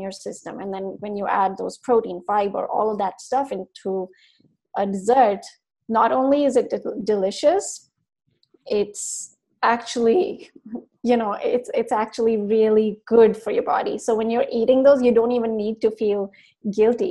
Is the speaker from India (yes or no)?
yes; India; moved away; I was brought up in India